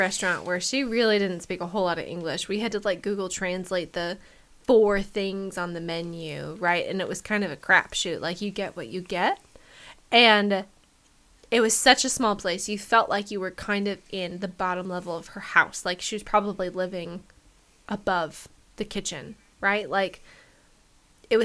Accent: Medford, Oregon, United States; growing up in Medford, Oregon, there wasn't really a good Japanese place

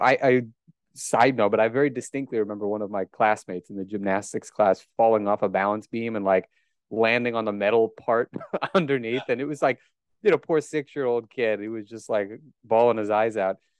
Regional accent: Omaha, Nebraska, United States; accent: Great Plains; I was indeed born and raised in Omaha, Nebraska, as you can tell from my mellifluous Great Plains accent in English

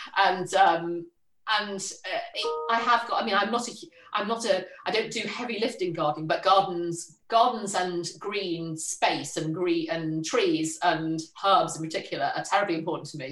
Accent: Liverpool, North West England, United Kingdom; moved away; I was born in Liverpool, a bit outside Liverpool, went to school in Liverpool

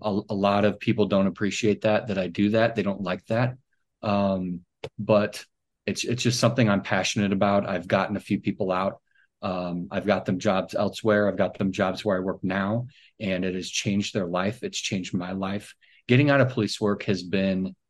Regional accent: California, United States; moved away; I grew up in California actually.

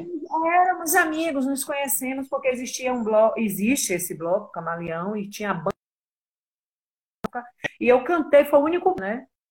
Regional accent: Salvador, Bahia, Brazil; eu amo a minha terra, a Bahia

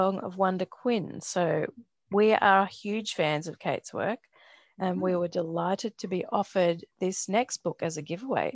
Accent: Brisbane, Queensland, Australia; now in Melbourne, Australia; Growing up in Brisbane, which is actually where Stephen Herrick is, I rode to school

